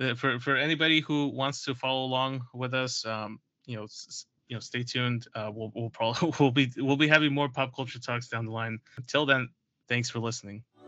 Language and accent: English; New York City, New York, United States; As a New Yorker